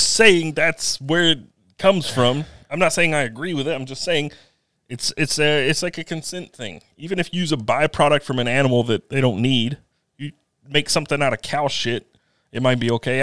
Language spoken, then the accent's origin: English; Eastern North Carolina, United States; I'm from Eastern North Carolina, Eastern-ish. I'm from the, the middle of the state, sort of.